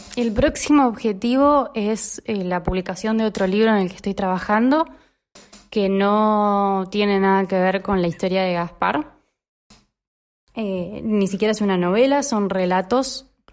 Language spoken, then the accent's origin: Spanish; Lomas de Zamora, Buenos Aires Province, Argentina; soy de Lomas